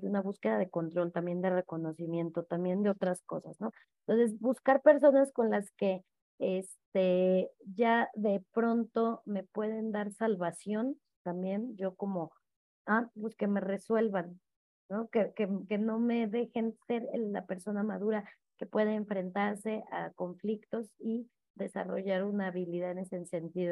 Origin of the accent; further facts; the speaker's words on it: Mexico; yo allá en el tuyo